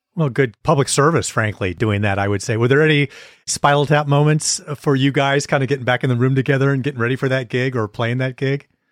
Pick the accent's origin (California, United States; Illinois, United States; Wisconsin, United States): Wisconsin, United States; moved away as an adult; also born or lived in Beaver Dam / Green Bay / De Pere / Milwaukee; I grew up in a few different places in Wisconsin, Beaver Dam, went to high school in Green Bay